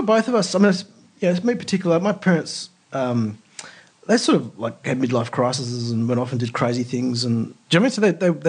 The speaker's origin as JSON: {"language": "English", "country": "Australia", "said": "And I said, look, I'm Australian and I want to learn Turkish."}